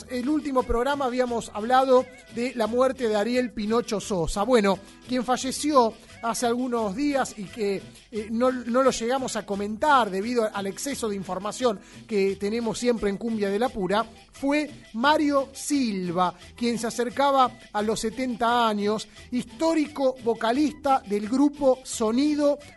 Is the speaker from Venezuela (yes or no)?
no; Pampa de los Guanacos, Santiago del Estero, Argentina; soy santiagueño de Pampa Los Guanacos